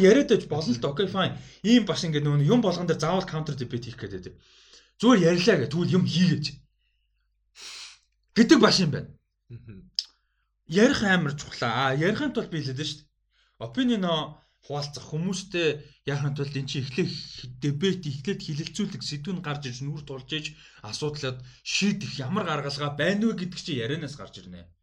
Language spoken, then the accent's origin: Mongolian; Mongolia; би Монгол өсөж байхдаа